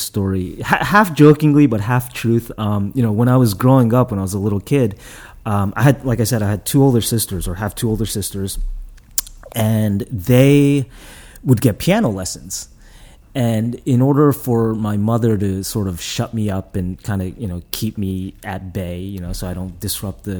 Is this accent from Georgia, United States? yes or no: no; Fort Lee, New Jersey, United States; also born or lived in Japan / Wyckoff, New Jersey; I was born in Japan, came to this country when I was three. Initially grew up in Fort Lee, New Jersey.